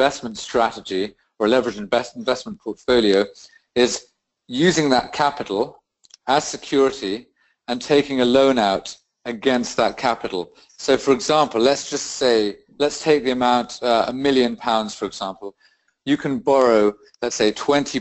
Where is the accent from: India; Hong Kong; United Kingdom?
United Kingdom; also born or lived in Rio de Janeiro, Brazil; I'm British, and I divide my time between the UK and South America.